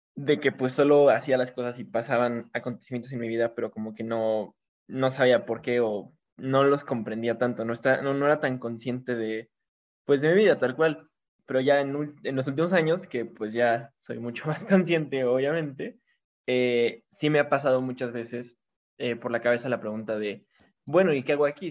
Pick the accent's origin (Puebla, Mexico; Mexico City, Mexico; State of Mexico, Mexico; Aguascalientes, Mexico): State of Mexico, Mexico; Toluca; yo igual soy de Toluca